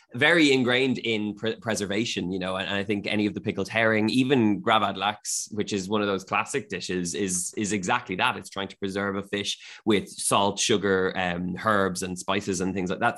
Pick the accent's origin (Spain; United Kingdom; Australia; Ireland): Ireland; moved away as an adult; now in Sweden; as an Irish person